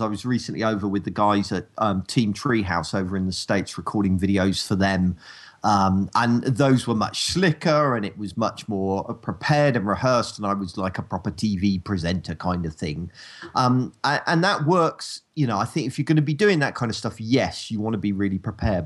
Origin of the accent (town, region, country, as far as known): United Kingdom; accent: rural